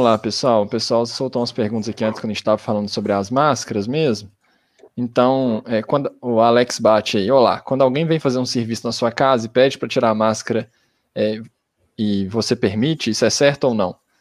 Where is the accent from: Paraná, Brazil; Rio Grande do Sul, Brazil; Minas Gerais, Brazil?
Minas Gerais, Brazil; Belo Horizonte; a gente é de Belo Horizonte